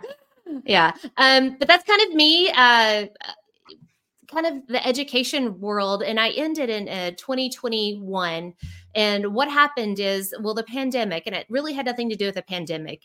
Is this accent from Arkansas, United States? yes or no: yes; Central Arkansas, United States; moved away as an adult; also born or lived in Houston, Texas; now in Arkansas, United States; I'm from Central Arkansas, but I have to give a shout out to Houston because for the last fifteen years, that's where I lived